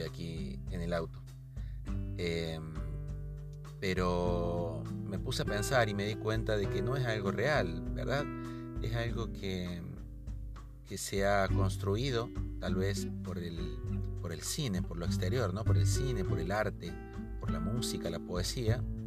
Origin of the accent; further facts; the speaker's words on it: Argentina; soy de Argentina